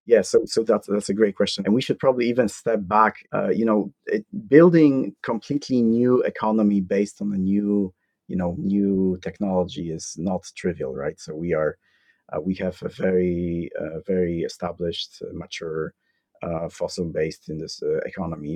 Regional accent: Poland; moved away as an adult; also born or lived in Iowa, United States; born and raised in Poland

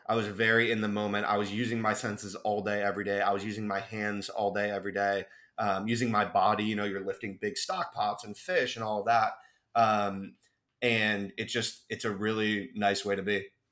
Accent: Cleveland, Ohio, United States; moved away; growing up in Cleveland, Ohio

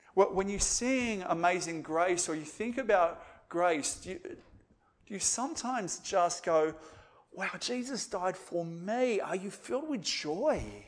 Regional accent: Australia; as Aussie evangelicals

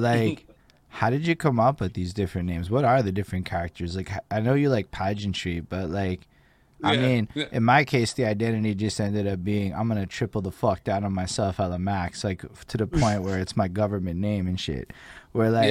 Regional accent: Côte Saint-Luc, Quebec, Canada; I grew up like in Coast Service

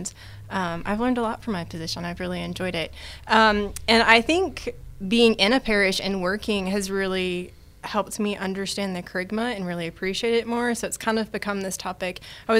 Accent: East Texas, United States; also born or lived in Virginia / Denver, Colorado; I grew up here in East Texas, so I'm an East Texas native.

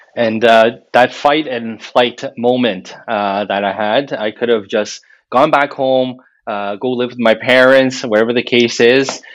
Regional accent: Montreal, Quebec, Canada; moved away as an adult; now in Ottawa, Canada; I was born and raised in Montreal

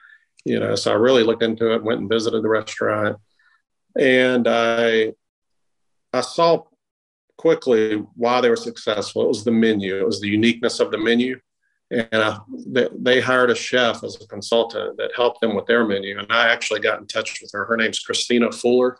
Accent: Greensboro, North Carolina, United States; I'm from North Carolina

